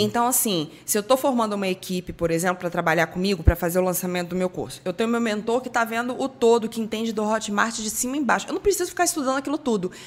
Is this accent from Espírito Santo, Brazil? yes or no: yes; Espírito Santo, Brazil; moved away as an adult; now in Rio de Janeiro, Brazil; Eu sou capixaba, fui morar sozinha no Rio de Janeiro em 2005